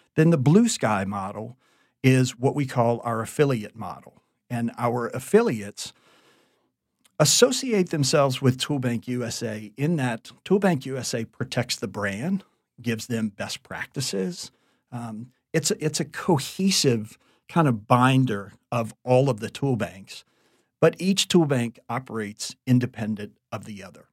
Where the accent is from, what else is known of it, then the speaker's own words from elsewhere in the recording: Thibodaux, Louisiana, United States; moved away as an adult; also born or lived in New Orleans / San Francisco / New York / Orlando; I was born and raised in Thibodeau, Louisiana